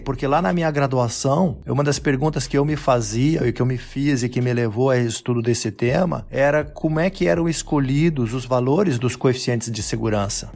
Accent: Rio Grande do Sul, Brazil; moved away as an adult; also born or lived in Santa Catarina / Australia; Sou gaúcho

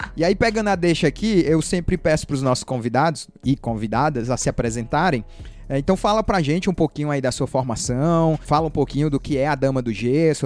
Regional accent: Fortaleza, Ceará, Brazil; Eu sou aqui de Fortaleza, Sim. moro aqui do lado das dunas.

